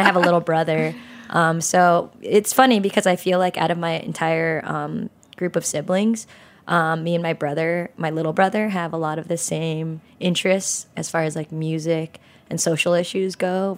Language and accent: English; San Jose, California, United States; I grew up in San Jose in California